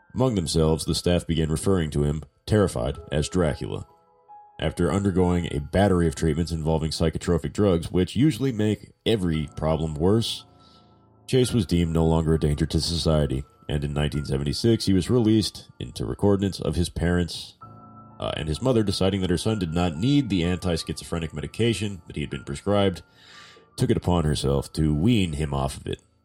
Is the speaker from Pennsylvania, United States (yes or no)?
no; Southern California, United States; I'm from the South.